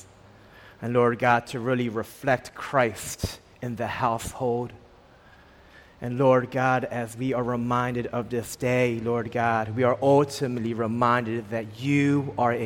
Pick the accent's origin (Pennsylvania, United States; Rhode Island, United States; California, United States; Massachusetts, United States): Pennsylvania, United States; Philadelphia; moved away as an adult; I was born and raised in a small section of Philadelphia, Albany, for 18 years